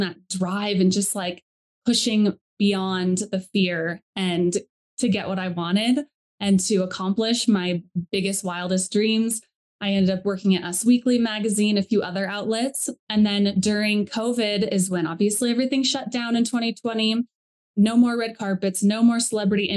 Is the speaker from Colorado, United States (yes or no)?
yes; Colorado, United States; I grew up in Colorado